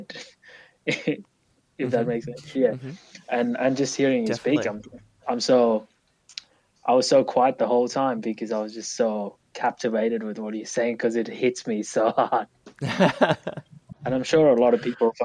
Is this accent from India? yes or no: yes; India; moved away; growing up in India, you're forced to meditate every single morning at school